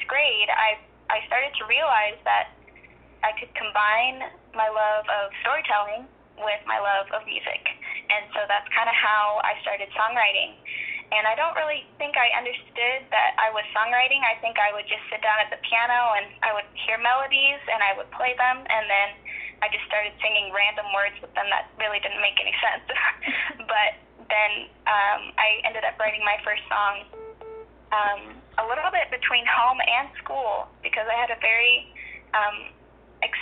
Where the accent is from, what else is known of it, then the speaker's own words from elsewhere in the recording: Juneau, Alaska, United States; my hometown, Juneau